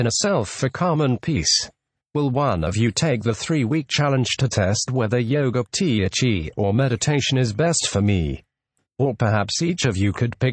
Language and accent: English; Yorkshire and the Humber, United Kingdom; I grew up in West Yorkshire